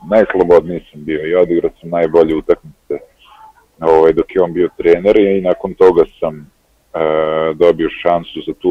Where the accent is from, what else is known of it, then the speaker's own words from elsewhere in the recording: Novi Sad, Vojvodina, Serbia; also born or lived in Greece; To smo bile tamo dosta, ovaj, dosta nas iz Novog Sada i iz nekih okolnih mesta.